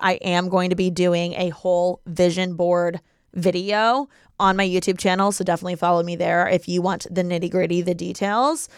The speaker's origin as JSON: {"language": "English", "town": "Bloomington", "region": "Indiana", "country": "United States", "tie": "born or raised there", "moved": "yes", "lives_now": "Los Angeles, United States", "said": "we're all from Bloomington, Indiana, and we're born and raised there, okay? But now, I'm in L"}